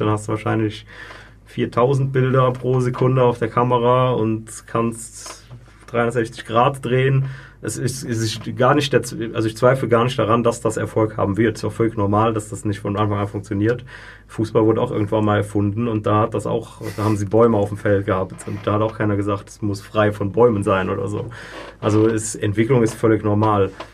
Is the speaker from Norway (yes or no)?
no; Germany; now in Switzerland; ich komme jetzt aus Deutschland